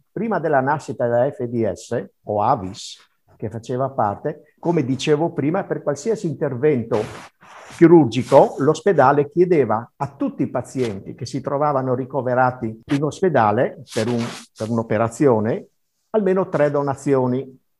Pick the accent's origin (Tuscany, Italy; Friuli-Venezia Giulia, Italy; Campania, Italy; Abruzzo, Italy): Friuli-Venezia Giulia, Italy; Teor; now in Bressa, Italy; nel mio paese a Teor, perché io non sono nato qui a Bressa, ma vengo da Teor.